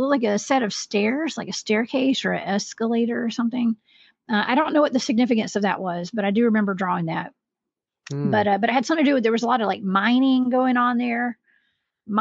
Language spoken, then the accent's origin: English; American South, Southern United States, United States; accent: Southern; my Southern pronunciation